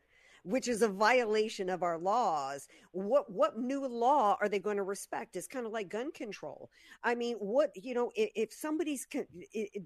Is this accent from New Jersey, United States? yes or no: no; Louisiana, United States; growing up in the South, in Louisiana